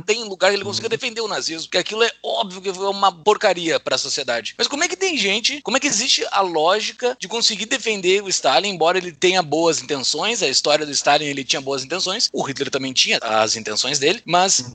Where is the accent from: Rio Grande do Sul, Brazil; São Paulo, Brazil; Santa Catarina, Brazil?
Rio Grande do Sul, Brazil; near Rio Grande, coast of; perto da onde eu nasci, banhado pela Lagoa dos Patos